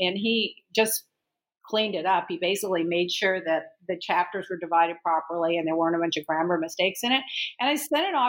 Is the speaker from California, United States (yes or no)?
no; Texas, United States; moved away as an adult; now in Miami, United States; Yeah, I grew up in Texas, and then I immediately went to Houston